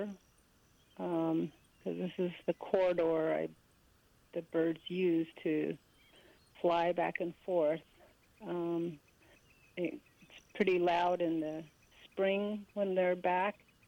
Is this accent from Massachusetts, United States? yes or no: no; Cameron, Arizona, United States; I am from Cameron.